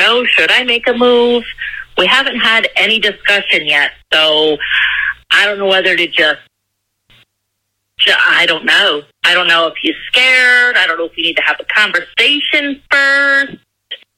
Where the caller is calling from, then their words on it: Myrtle Beach, South Carolina, United States; I'm calling in from Myrtle Beach, South Carolina.